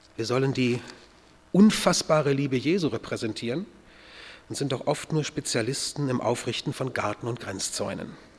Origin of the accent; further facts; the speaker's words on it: North German Plain, Germany; moved away as an adult; also born or lived in Kochertal, Baden-Württemberg; Dort in der norddeutschen Tiefebene, wo ich aufgewachsen bin